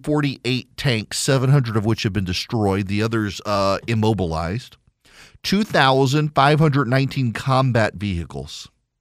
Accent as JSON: {"language": "English", "region": "Louisiana", "country": "United States", "tie": "born or raised there", "also_born_or_lived": "Dubai, United Arab Emirates", "said": "When I was a kid, I grew up in Dubai, listened to a lot of classical music, actually. I wasn't a big 80s pop kid like my sisters were. Then moved back to rural Louisiana, and all my friends listened to country music"}